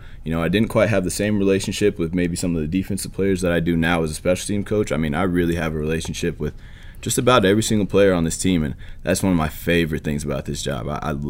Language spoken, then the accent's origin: English; Buffalo, New York, United States; I was coming from Buffalo, though, so it was really not much of a difference in terms of the weather.